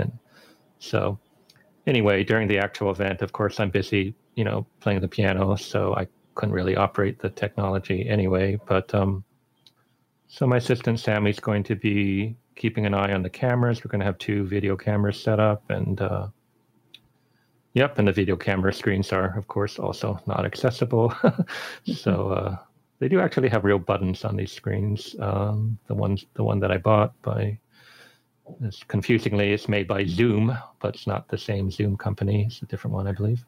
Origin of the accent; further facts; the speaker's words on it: Boston, Massachusetts, United States; moved away; they had a nice program in Boston uh, where I grew up